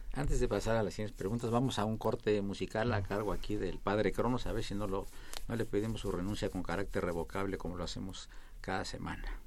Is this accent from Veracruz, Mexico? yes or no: yes; Veracruz, Mexico; moved away; el señor director y un servidor y varios maestros de la facultad somos oriundos del Estado de Veracruz.